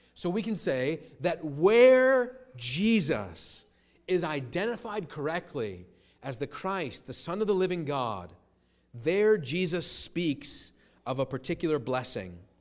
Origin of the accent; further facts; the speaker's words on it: United States; as an American citizen